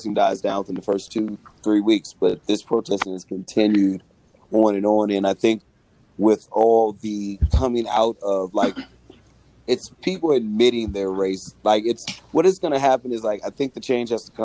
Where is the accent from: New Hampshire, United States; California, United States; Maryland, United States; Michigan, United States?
California, United States; Berkeley; also born or lived in Oakland; I grew up in the Bay Area. I grew up in the Berkeley, Oakland area. We were born and raised in Berkeley.